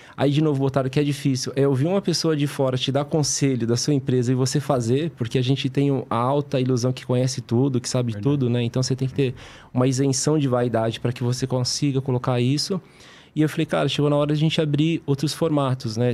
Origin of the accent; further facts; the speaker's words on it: Brazil; Nós que somos brasileiros